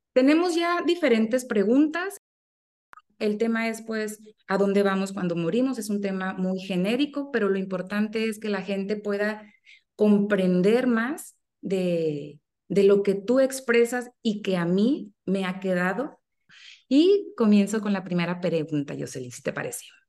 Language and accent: Spanish; Sonora, Mexico; yo soy de México y específicamente soy de Sonora